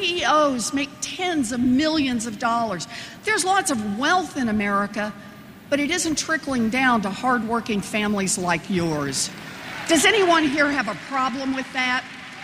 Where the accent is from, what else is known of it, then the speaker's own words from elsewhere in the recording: Oklahoma, United States; I grew up in Oklahoma. My daddy ended up as a maintenance man. And my mom worked a minimum wage job at Sears.